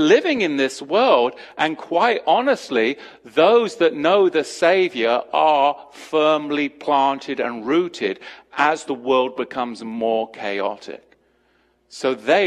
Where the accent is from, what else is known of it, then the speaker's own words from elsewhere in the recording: United States; I'm an English American